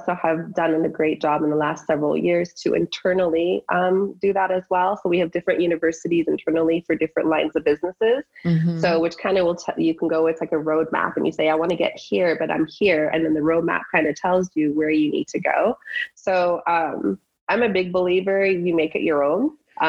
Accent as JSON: {"language": "English", "country": "Iran", "tie": "born there", "moved": "yes", "said": "I was born in Iran and I came here and, you know, seeing that culture"}